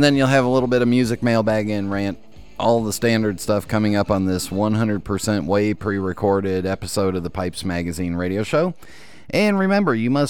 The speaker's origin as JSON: {"language": "English", "region": "California", "country": "United States", "tie": "born or raised there", "said": "I was born in California"}